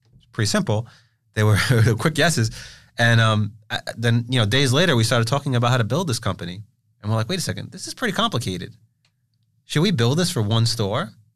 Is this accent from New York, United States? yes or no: yes; New York City, New York, United States; growing up in Brooklyn.